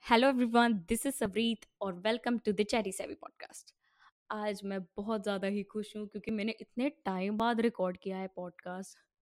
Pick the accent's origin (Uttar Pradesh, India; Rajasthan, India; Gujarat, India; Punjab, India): Punjab, India; मैं पंजाब से हूँ